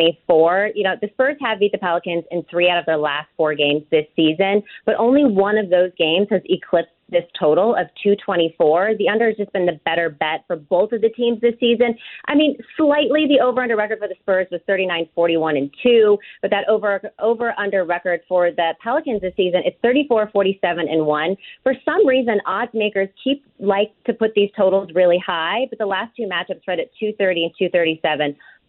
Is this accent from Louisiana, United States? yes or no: no; Bay Area, California, United States; I'm from the Bay Area